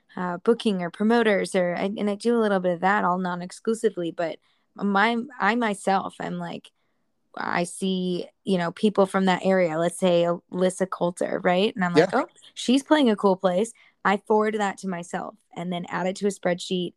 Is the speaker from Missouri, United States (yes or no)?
no; Wisconsin, United States; I am from Wisconsin, so we just don't have that old of buildings